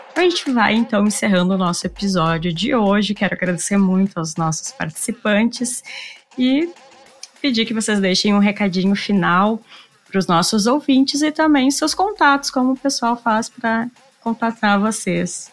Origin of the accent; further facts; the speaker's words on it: Rio Grande do Sul, Brazil; Nós aqui do Rio Grande do Sul